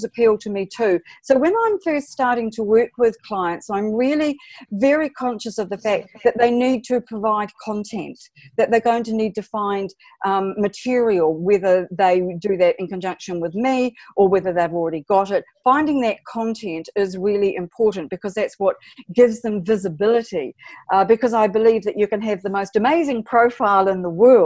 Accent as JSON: {"language": "English", "country": "New Zealand", "said": "I'm from New Zealand"}